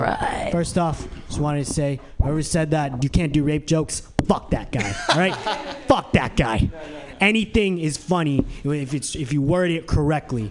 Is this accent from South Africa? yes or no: no; Philippines; I'm Filipino